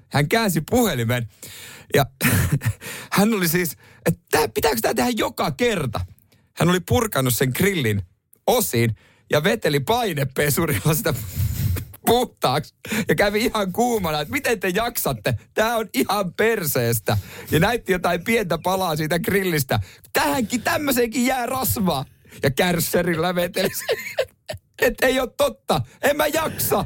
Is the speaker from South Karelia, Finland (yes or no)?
no; Seinäjoki, South Ostrobothnia, Finland; mä oon ihan syntyperäinen seinäjokinen